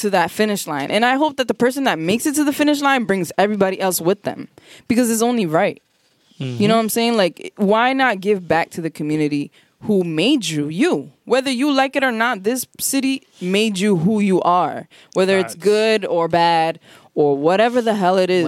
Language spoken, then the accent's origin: English; Providence, Rhode Island, United States; we're from Providence